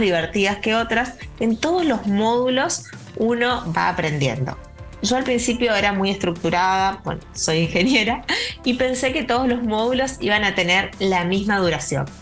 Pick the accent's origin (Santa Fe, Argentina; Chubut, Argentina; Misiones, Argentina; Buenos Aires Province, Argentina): Misiones, Argentina; Posadas; volví a mi ciudad natal, Posadas, en la provincia de Misiones.